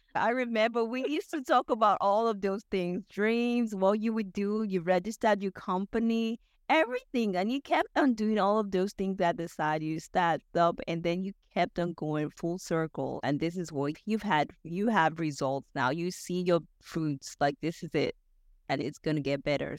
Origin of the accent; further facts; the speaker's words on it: Nigeria; moved away as an adult; now in United States; I'm a Nigerian